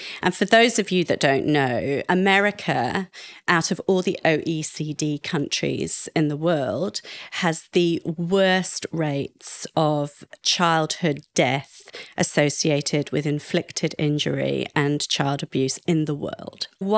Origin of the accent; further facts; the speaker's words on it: United Kingdom; accent: posh plummy; Now, I'm not really one for championing the UK, despite my posh plummy accent